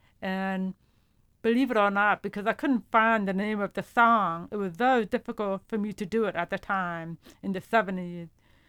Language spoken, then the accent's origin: English; Brooklyn, New York, United States; English is a second language; also born or lived in Hungary / Hopewell, New Jersey / Baltimore, Maryland; I was born in Hungary, and I came to the United States in 1973 when I was 7 years old. And we first lived in Brooklyn, New York for about 5 years before I moved to Hopewell, New Jersey.